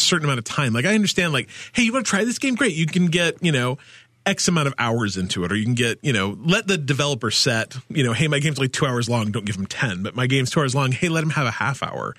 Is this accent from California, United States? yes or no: no; Salt Lake City, Utah, United States; I grew up in Salt Lake